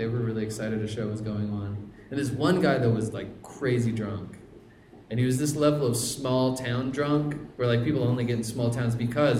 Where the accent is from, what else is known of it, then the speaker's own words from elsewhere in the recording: Bethlehem, Pennsylvania, United States; moved away; I'm in Bethlehem, my hometown of Bethlehem